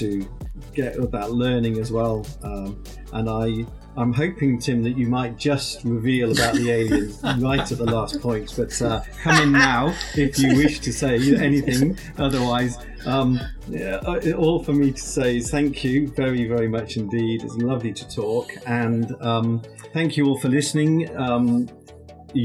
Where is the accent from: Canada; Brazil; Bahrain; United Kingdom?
United Kingdom; near Jodrell Bank, North West England; I remember coming as a boy to Jodrell Bank, my hometown's not far away